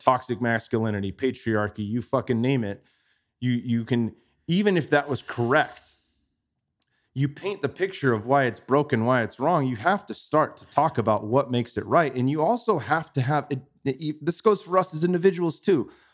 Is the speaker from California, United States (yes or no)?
yes; Bay Area, California, United States; moved away as an adult; now in Austin, United States; I grew up in the Bay Area